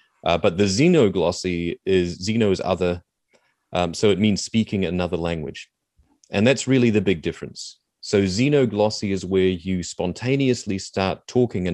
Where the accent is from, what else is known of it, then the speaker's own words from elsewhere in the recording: New Zealand; accent: Kiwi; I'm trying not to do my full-on Kiwi accent right now